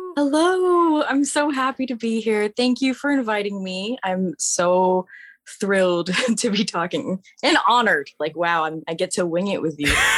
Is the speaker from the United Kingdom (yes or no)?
no; Virginia, United States; Virginia, my whole entire life